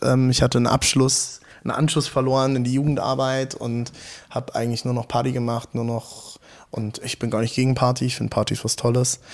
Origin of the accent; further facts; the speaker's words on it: Hunsrück, Rhineland-Palatinate, Germany; moved away as an adult; also born or lived in Frankfurt / South Africa; now in Leipzig, Germany; Ich komme aus Rheinland-Pfalz, vom Hunsrück